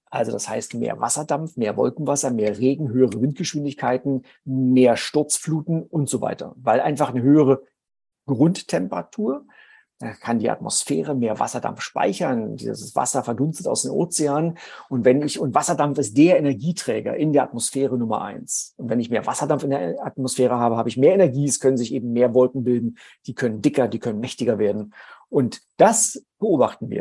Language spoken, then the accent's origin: German; Germany; ich komme aus der DDR